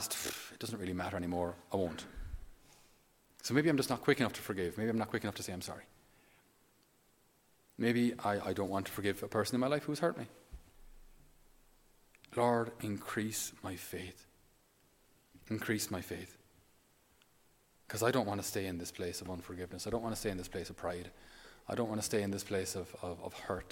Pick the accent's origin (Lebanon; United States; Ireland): Ireland; we being Irish